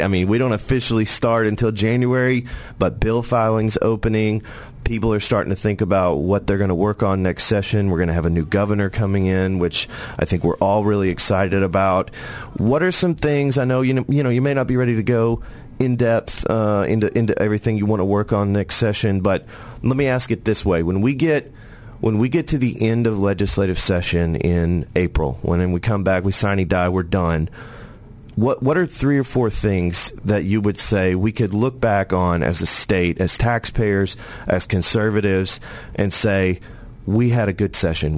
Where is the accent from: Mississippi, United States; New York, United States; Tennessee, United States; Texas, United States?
Tennessee, United States; I was born in Tennessee.